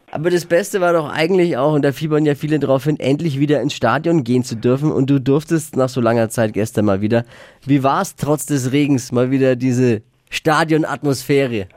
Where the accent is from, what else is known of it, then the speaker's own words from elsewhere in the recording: Erlangen, Bavaria, Germany; now in Nuremberg, Germany; Ich bin Erlangen geboren